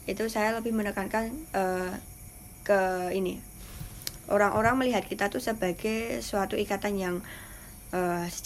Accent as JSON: {"language": "Indonesian", "town": "Parangtritis", "region": "Special Region of Yogyakarta", "country": "Indonesia", "lives_now": "Sleman, Indonesia", "said": "saya dari Polda, Polda Datan, Parantritis."}